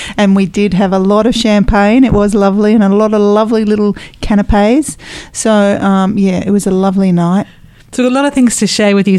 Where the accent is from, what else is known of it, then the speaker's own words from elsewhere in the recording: United Kingdom; now in Australia; I'm British